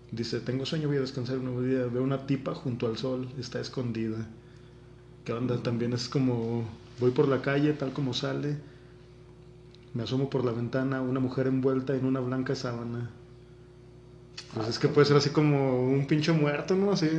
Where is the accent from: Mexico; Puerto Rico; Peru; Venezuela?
Mexico